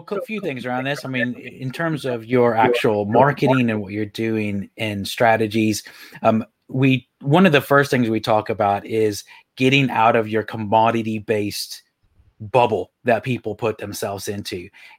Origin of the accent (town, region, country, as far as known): Texas, United States; moved away as an adult; also born or lived in Ireland; now in Leeds, United Kingdom